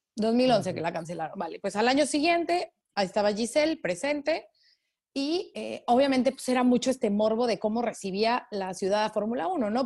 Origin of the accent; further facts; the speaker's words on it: Mexico; soy este, periodista mexicana